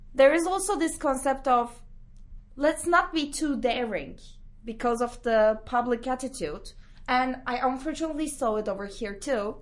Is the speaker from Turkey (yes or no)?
yes; Istanbul, Turkey; moved away as an adult; now in London, United Kingdom; I'm from Istanbul